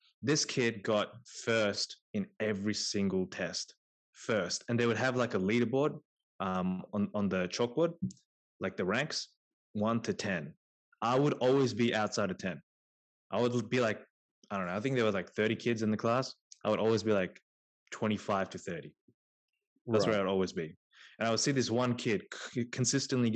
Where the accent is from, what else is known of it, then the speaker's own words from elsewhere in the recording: Australia; also born or lived in India; growing up in Australia